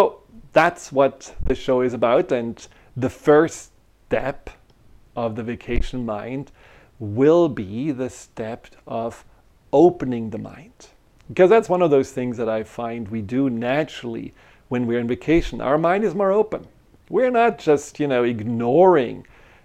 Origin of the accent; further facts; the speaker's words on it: Germany; moved away; I grew up in Germany